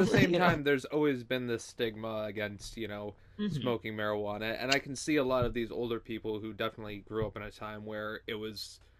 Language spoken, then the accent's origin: English; United States; as an American